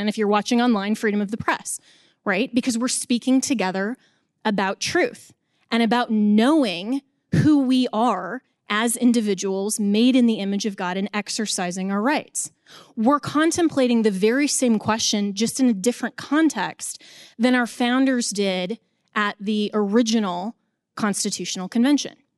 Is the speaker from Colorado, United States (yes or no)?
yes; Colorado, United States; in my home state of Colorado